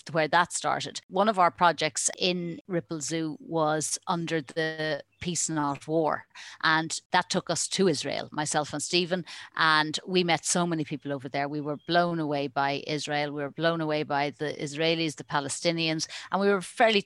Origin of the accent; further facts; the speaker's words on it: Ireland; also born or lived in United States; I was born in Ireland